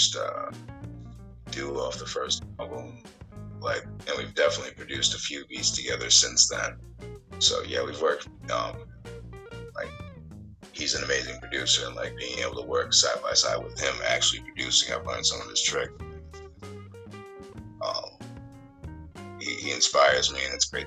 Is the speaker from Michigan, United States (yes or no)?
no; Portland, Maine, United States; moved away as an adult; also born or lived in Pennsylvania; I grew up in Portland, Maine. Went to school in Westbrook.